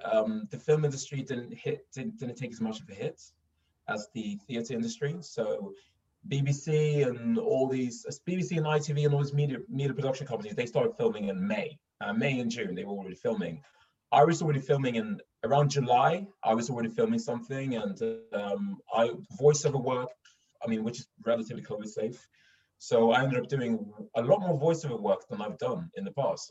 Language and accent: English; Stockholm, Stockholm County, Sweden; accent: Stockholm; moved away as an adult; now in London, United Kingdom; I'm I'm from Stockholm. I grew up in Stockholm.